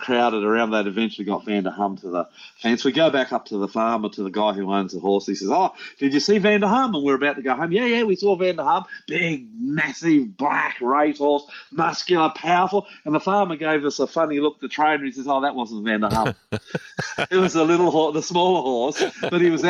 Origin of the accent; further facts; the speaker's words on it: New Zealand; now in Brisbane, Australia; We're living in New Zealand. I'm an Australian. But we were living in New Zealand. I was brought up in New Zealand